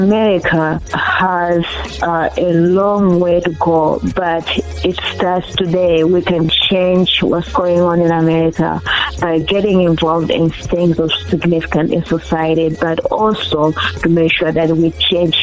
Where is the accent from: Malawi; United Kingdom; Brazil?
Malawi; now in Chicago, United States; I'm originally from Malawi, Southeast Africa.